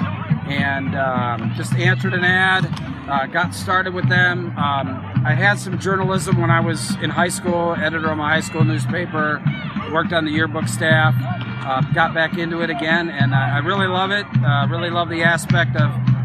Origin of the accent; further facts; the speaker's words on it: Indiana, United States; now in Pennsylvania, United States; I'm originally from Indiana